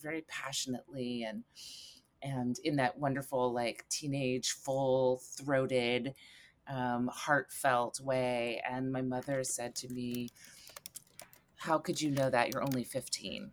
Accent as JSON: {"language": "English", "town": "Eugene", "region": "Oregon", "country": "United States", "tie": "born or raised there", "said": "I grew up in Eugene, Oregon"}